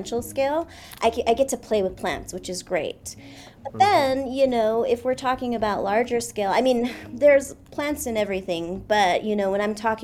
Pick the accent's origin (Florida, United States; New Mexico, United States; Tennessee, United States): New Mexico, United States; Laguna Pueblo; my mom is Pueblo. So we're from Laguna Pueblo, which is about 40 miles west of Albuquerque